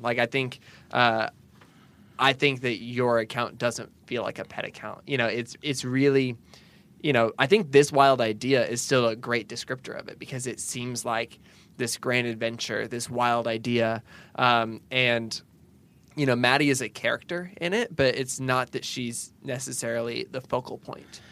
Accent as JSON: {"language": "English", "region": "Pacific Northwest", "country": "United States", "tie": "born or raised there", "moved": "yes", "lives_now": "the South, United States", "said": "growing up in the Pacific Northwest"}